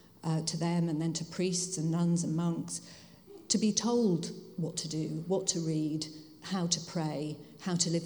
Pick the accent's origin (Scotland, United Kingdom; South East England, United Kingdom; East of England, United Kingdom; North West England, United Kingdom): East of England, United Kingdom; Hertfordshire; moved away as an adult; also born or lived in Hull / Bradford / London; now in Bath, United Kingdom; I was born in Hull, but I grew up in Hertfordshire, which you can probably tell by my accent. I didn't grow up in Hull